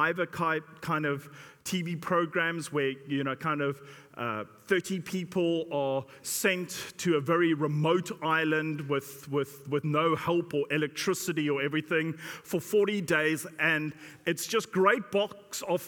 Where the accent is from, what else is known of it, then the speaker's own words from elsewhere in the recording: South Africa; now in United Kingdom; I come from South Africa